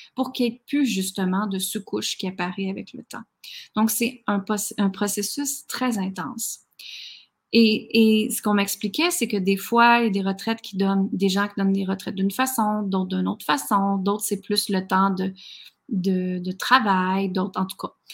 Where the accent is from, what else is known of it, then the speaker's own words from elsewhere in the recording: Quebec, Canada; moved away as an adult; also born or lived in United States; à l'âge de 19 ans, je suis partie du Québec